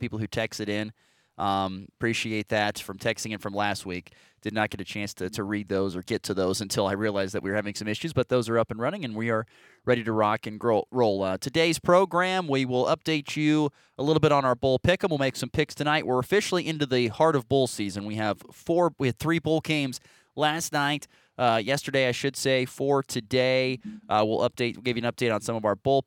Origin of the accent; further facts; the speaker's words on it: Nebraska, United States; moved away; I grew up in Nebraska